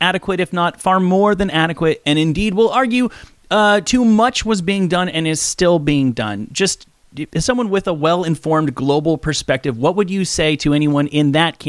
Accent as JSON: {"language": "English", "country": "United States", "said": "as an American"}